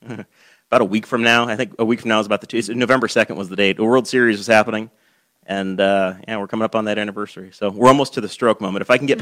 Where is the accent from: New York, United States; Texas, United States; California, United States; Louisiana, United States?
New York, United States; now in Henry County, United States; We know that from growing up in New York State.